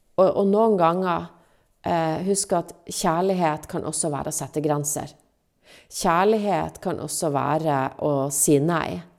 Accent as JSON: {"language": "Norwegian", "region": "Finnmark", "country": "Norway", "said": "meg som finnmarking"}